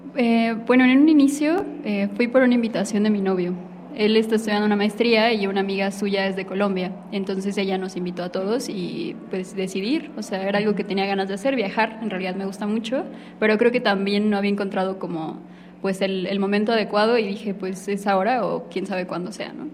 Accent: Mexico; los mexicanos estamos pegados a Estados Unidos

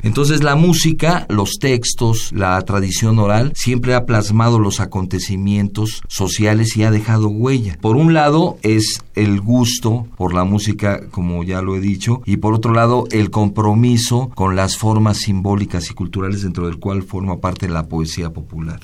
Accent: Mexico City, Mexico; no somos ni de Hidalgo ni de Veracruz, somos de la Ciudad de México, aunque tenemos raíces

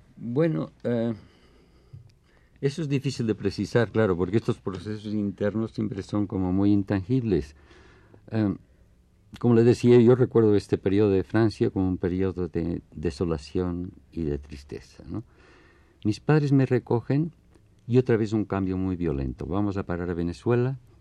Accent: Barcelona, Catalonia, Spain; now in Mexico; yo nací en Barcelona. Mi infancia transcurre hasta la guerra civil

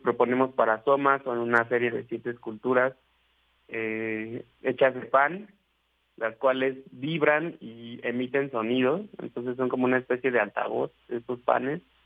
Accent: Ecatepec de Morelos, State of Mexico, Mexico; se conoce como el Catepec de Morelos. es lugar de donde yo vengo

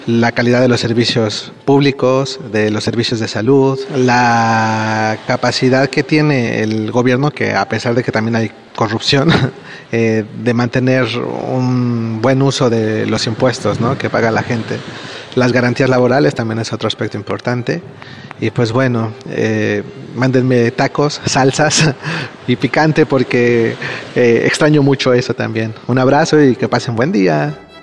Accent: Mexico; moved away as an adult; now in Spain; soy mexicano y llevo aproximadamente tres años y medio viviendo en España

